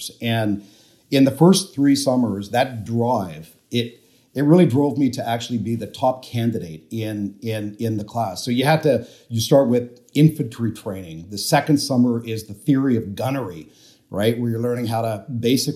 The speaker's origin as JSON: {"language": "English", "country": "Canada", "tie": "born or raised there", "said": "I grew up in Canada"}